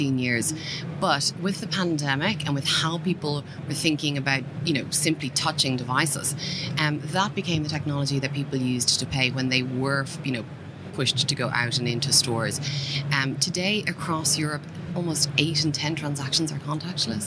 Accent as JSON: {"language": "English", "country": "Ireland", "accent": "Irish", "said": "my accent is Irish"}